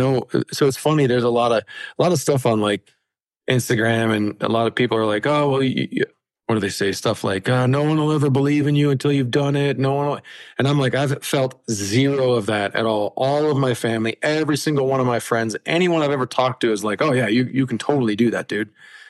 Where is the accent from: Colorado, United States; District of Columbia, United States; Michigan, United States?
Colorado, United States; we're from Colorado.